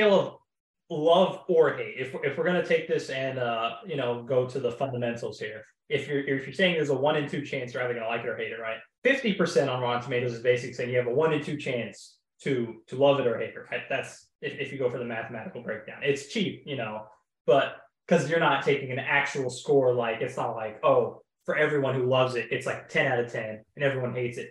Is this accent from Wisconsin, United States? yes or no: no; Oklahoma, United States; I'm from Oklahoma.